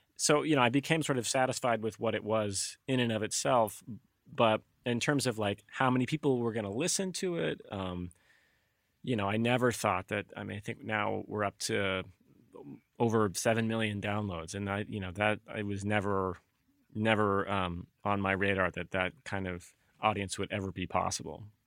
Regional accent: Alabama, United States; now in Concord, United States; I grew up in Alabama

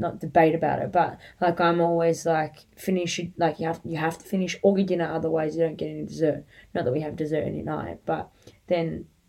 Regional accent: Australia; Swimming in our family is a non-negotiable extracurricular activity that you are to do as a part of being an Australian, like, and living an Aussie life near the water.

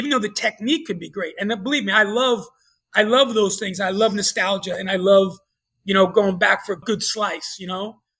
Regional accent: New York, United States; moved away; growing up in New York

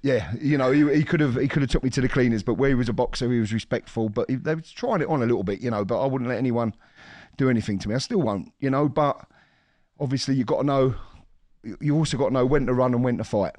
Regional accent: London, United Kingdom; we're from, like, ex East End, you know, we're all from the East End

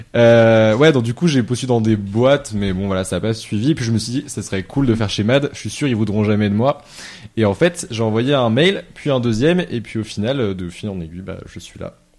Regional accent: Lyon, Auvergne-Rhône-Alpes, France; je suis originaire de Lyon

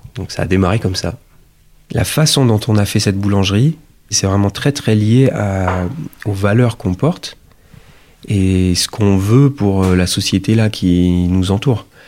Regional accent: Toulouse, Occitania, France; now in Autrans, France; je suis toulousain d'origine

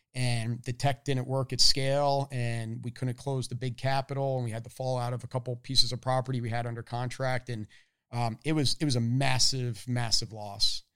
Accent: Annapolis, Maryland, United States; moved away as an adult; also born or lived in Boston; I grew up in Annapolis, Maryland.

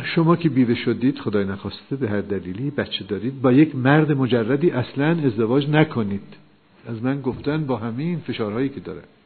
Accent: Iran; ما ایرانی هستیم

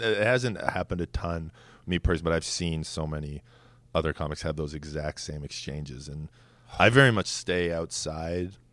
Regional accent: Edmonton, Alberta, Canada; moved away as an adult; also born or lived in Twin Cities, Minnesota; now in New York City, United States; I was born in Edmonton, but I, I lived back and forth between Edmonton and the Twin Cities in Minnesota

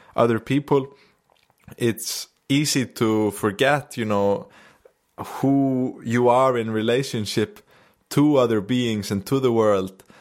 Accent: Akureyri, Northeastern Region, Iceland; I just came back to Akureyri here in the north, my hometown

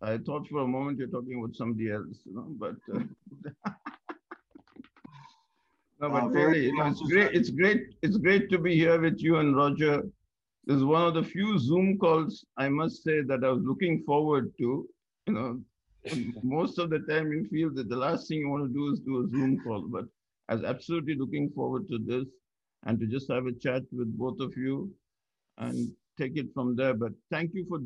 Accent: Ramgarh, Bihar, India; moved away as an adult; also born or lived in Chennai, India / West Bengal, India / United States; I was born in Chennai, but I was in Chennai in the southern part of India for a very short time. And my father was a mining engineer. So I grew up next to the coal mines, you know, in Bihar and in West Bengal, and did most of my schooling in Bihar in a town called Ramgarh

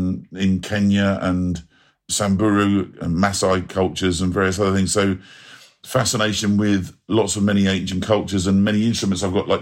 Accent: London, United Kingdom; the early part of my childhood, I grew up in Southall in West London, and it was a very, even a long time ago when I was a kid, when I was at primary school, there was a lot of Indian, Pakistani, Sri Lankan, Goan, North African, Afro-Caribbean families.

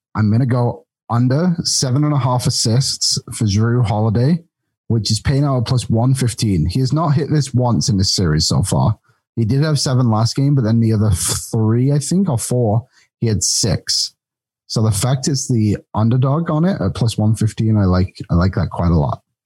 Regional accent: England, United Kingdom; moved away; being the English guy

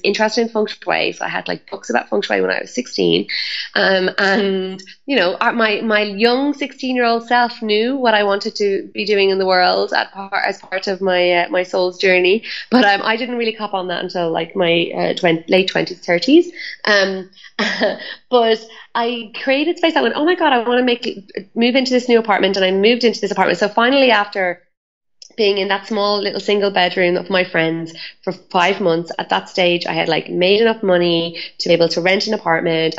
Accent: Ireland; I'm Irish

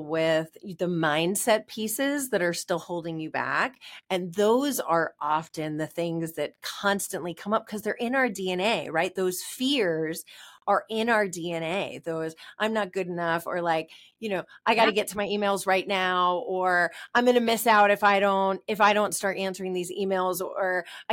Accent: New York, United States; we're New Yorker

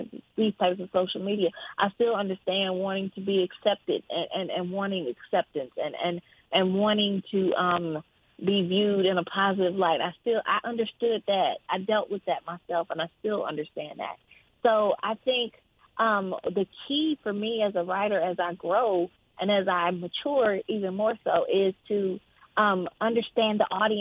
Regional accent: Jackson, Mississippi, United States; moved away as an adult; now in Atlanta, United States; I grew up in Mississippi

